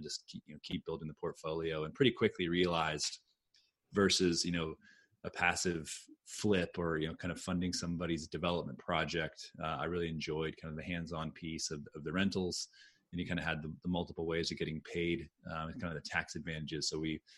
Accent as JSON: {"language": "English", "town": "Austin", "region": "Texas", "country": "United States", "tie": "born or raised there", "moved": "yes", "said": "I grew up in Austin. I moved back here in 2007."}